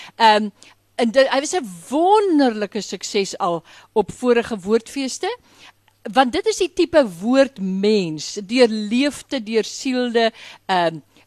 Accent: Graaff-Reinet, Eastern Cape, South Africa; moved away; ek kom van Graafrenet in die Karoo

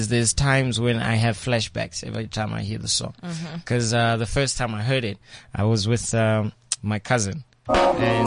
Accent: South Africa; I learned by growing up in Midlands

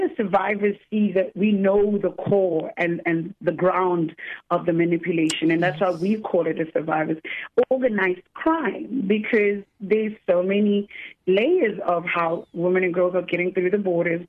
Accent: South Africa; as a South African

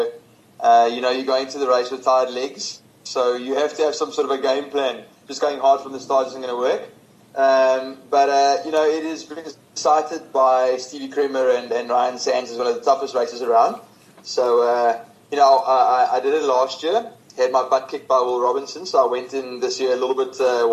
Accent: Stellenbosch, Western Cape, South Africa; growing up in Stellenbosch

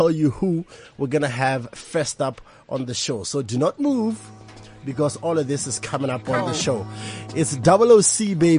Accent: Botswana; moved away as an adult; now in South Africa; I'm from Botswana. I live in South Africa. It's been a year now.

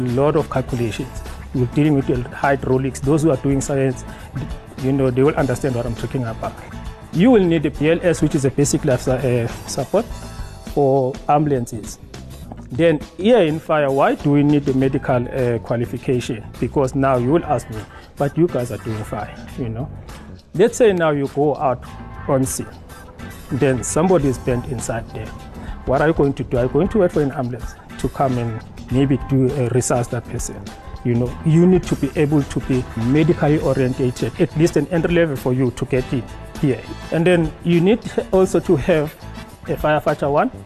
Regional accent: Newcastle, KwaZulu-Natal, South Africa; also born or lived in Ekurhuleni; I am from KwaZulu-Natal in Newcastle

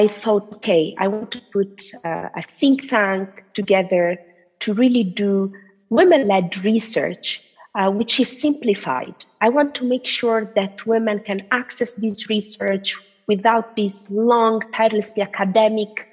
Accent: Italy; I'm Tunisian, but I was born and raised in Italy

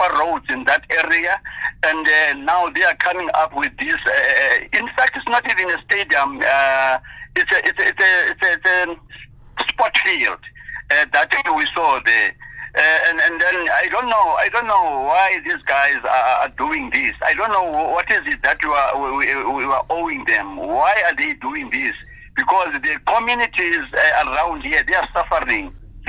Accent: Komani, Eastern Cape, South Africa; We, as a Kumani resident

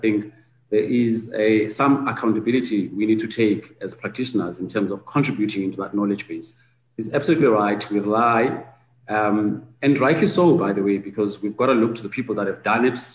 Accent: South Africa; as South African practitioners

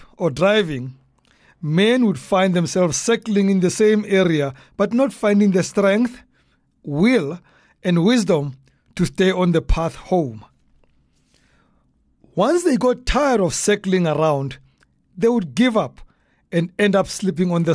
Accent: Soweto, Gauteng, South Africa; growing up in Dobsonville, Soweto

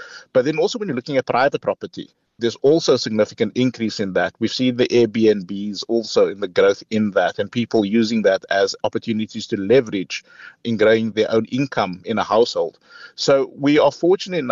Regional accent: Cape Town, Western Cape, South Africa; I come from Mitchell's Plain.

